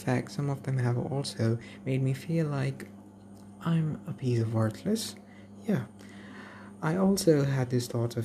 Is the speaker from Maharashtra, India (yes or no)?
no; Kerala, India; I'm a native of Kerala